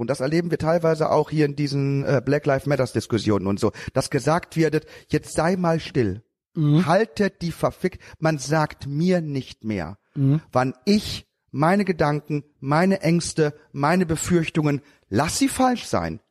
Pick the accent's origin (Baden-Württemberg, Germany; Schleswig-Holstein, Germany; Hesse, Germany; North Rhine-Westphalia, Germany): North Rhine-Westphalia, Germany; Haaren; Ich bin groß geworden in Haaren, Erika. Und zwar in den achtzigern und neunzigern